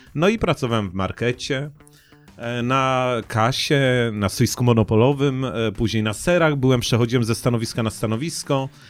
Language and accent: Polish; Poznań, Greater Poland, Poland; jestem poznaniakiem